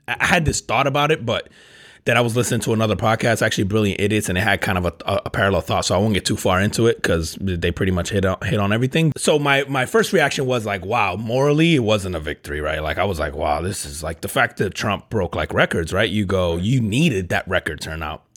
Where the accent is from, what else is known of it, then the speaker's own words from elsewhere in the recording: New Jersey, United States; I grew up, I grew up in Jersey